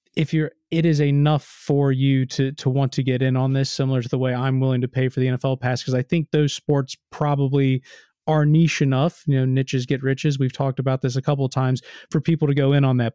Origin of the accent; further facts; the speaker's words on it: United States; I'm American.